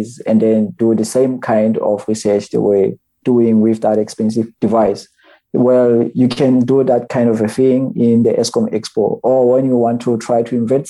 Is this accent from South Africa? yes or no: yes; Botshabelo, Free State, South Africa; I'm from Botshabelo